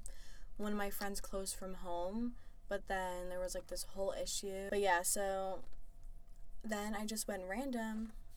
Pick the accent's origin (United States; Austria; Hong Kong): United States; New York; moved away as an adult; now in South Florida, United States; I'm from New York.